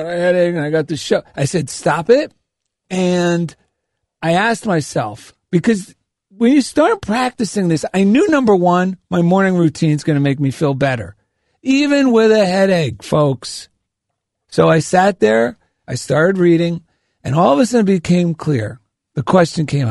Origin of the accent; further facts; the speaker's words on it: New Jersey, United States; You can tell I'm from New Jersey